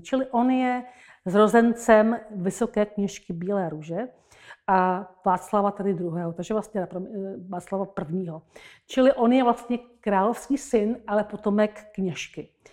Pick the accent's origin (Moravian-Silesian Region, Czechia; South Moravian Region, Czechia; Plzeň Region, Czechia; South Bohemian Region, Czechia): South Bohemian Region, Czechia; Jindřichův Hradec; moved away; also born or lived in Český Krumlov; Já jsem narozená u Jindřichova Hradce